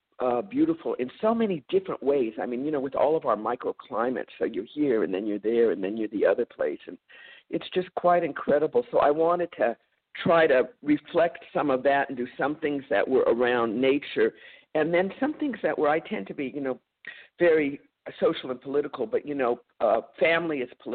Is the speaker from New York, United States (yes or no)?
no; San Francisco, California, United States; also born or lived in Berkeley, California; I was born in Berkeley, but I came to San Francisco when I was about two.